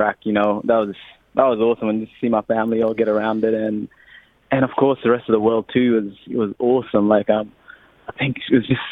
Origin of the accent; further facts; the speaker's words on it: Australia; accent: Australian; also born or lived in Sudan; We've got the Australian accent